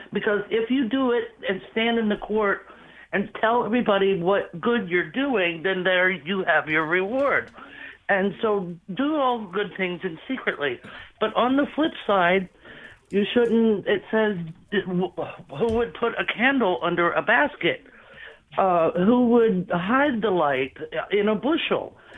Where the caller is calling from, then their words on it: North Carolina, United States; Hi, I'm … from North Carolina, and I love listening to y'all all the time.